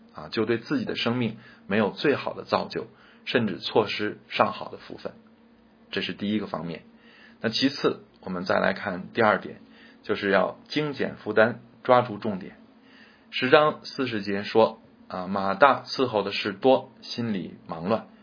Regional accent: China; 我们中国人

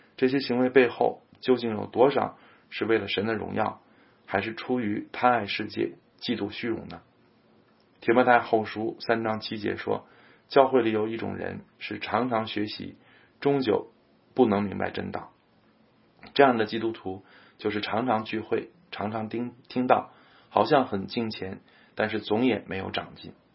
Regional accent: China; 我们中国人可能难以理解复活的特殊性

